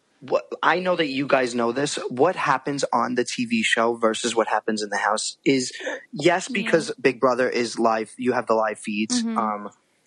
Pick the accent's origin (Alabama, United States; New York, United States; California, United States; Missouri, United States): New York, United States; accent: New York; I'm a New Yorker